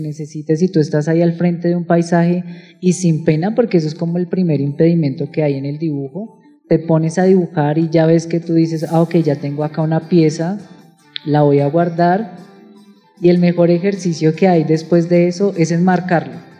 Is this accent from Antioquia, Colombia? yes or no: no; Bogotá, Colombia; como, como bogotanos